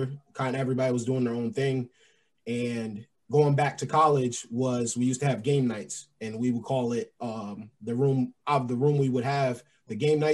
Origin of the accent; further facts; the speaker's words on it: New York, United States; moved away; also born or lived in Pennsylvania; I'm from New York. I went to school in Pennsylvania